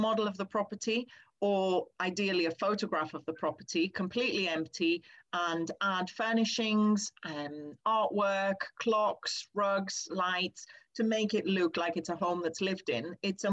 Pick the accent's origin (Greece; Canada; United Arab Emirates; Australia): Greece; now in United Kingdom; I grew up in Greece and I'm used to a lot more sunshine